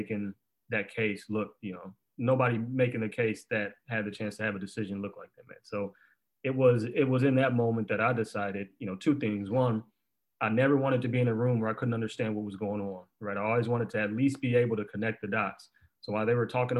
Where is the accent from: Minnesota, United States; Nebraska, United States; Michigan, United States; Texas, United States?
Michigan, United States; Detroit; growing up in Detroit